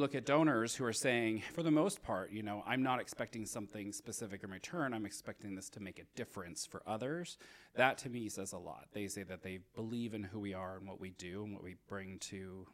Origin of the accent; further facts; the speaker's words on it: Odessa, Washington, United States; also born or lived in Portland, Oregon / Spokane, Washington; I did grow up in the area, so I grew up in a small rural farm town. You may have seen an exit sign for it on the freeway on I-90. It's called Odessa.